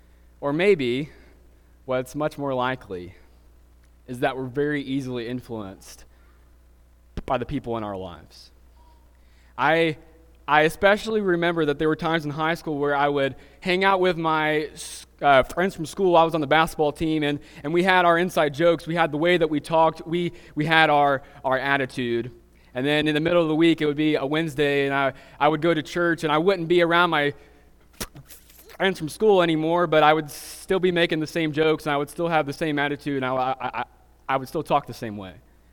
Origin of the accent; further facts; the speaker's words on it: Alabama, United States; accent: Southern; I'm from South Alabama, and she's from Atlanta, Georgia. And when we moved to Ohio just 5 years ago, there was a period of time where we got a lot of weird looks about our accents.